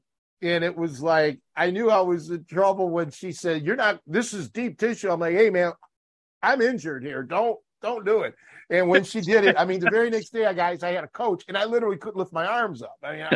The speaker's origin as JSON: {"language": "English", "town": "Chicago", "region": "Illinois", "country": "United States", "said": "one of the crew said that told the owner that I'm from Chicago."}